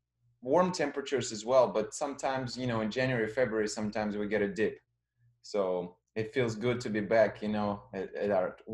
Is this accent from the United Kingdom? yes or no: no; Russia; now in Florida, United States; Yeah, I'm from Russia originally. I moved to U.S. about 20 years ago, and I lived in four different states. And so, you know, in about 2004, I moved to Florida.